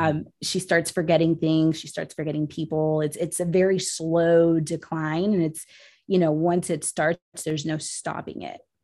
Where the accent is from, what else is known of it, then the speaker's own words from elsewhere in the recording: Puerto Rico; I was born in Puerto Rico